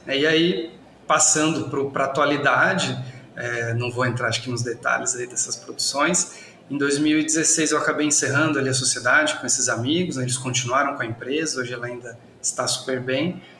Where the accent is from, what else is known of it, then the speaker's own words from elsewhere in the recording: São José dos Campos, São Paulo, Brazil; moved away as an adult; now in Ribeirão Preto, Brazil; Sou nascido em São José dos Campos, acho que ele um pouquinho do começo, né, da vida, fiquei até os 18 anos por lá